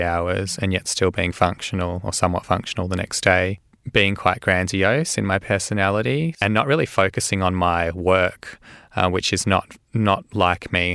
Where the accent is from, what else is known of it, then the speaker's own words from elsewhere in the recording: Melbourne, Victoria, Australia; I was born and raised in Melbourne. Um, I grew up in a Jewish area, I'm Jewish background, uh, called Caulfield